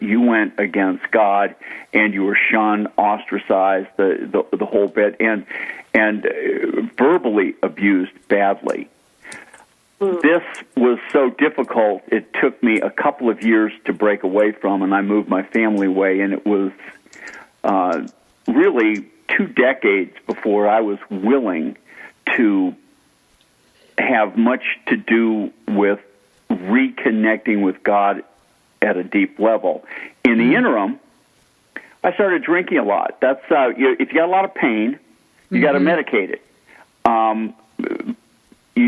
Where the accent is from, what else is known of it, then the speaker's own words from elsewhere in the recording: Boston, Massachusetts, United States; I grew up in a Roman Catholic family in Boston, Massachusetts